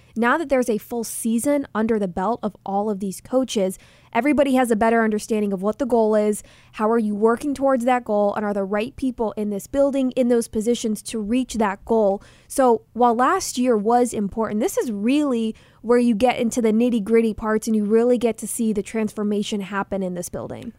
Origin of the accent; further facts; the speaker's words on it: Dallas, Texas, United States; now in Arizona, United States; growing up in Dallas, covering the Cowboys as an employee